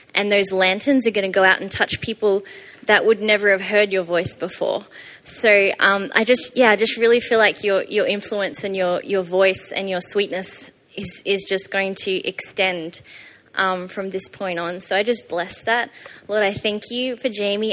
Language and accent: English; Australia; moved away; I'm from Australia, hence the weird accent.